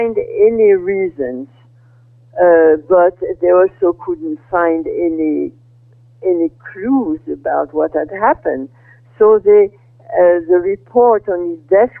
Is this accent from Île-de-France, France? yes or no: no; Brittany, France; moved away as an adult; also born or lived in Paris, France / Iowa, United States; now in California, United States; I was born in France in 1930. And I grew up in Brittany during the World War II.